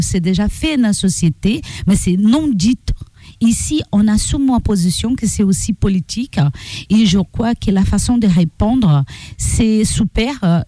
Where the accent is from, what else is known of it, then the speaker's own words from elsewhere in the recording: Brazil; French is a second language; moved away as an adult; now in Amiens, France; Je suis afro-brésilienne